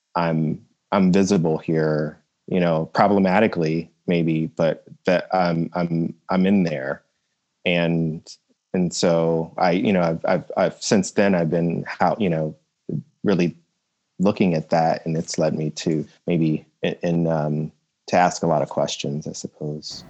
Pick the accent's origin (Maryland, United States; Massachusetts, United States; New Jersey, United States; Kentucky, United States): New Jersey, United States; I grew up in South Jersey